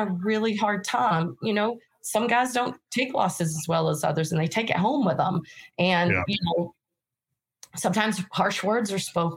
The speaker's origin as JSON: {"language": "English", "region": "North Carolina", "country": "United States", "moved": "yes", "said": "I'm originally from North Carolina. I don't even speak English normal"}